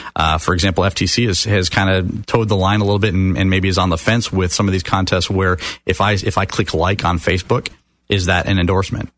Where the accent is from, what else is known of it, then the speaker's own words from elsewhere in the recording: Sarasota, Florida, United States; also born or lived in Detroit, Michigan; now in Orlando, United States; from Detroit, Michigan, and moved down with my family when I was about nine years old to uh, Sarasota, Bradenton area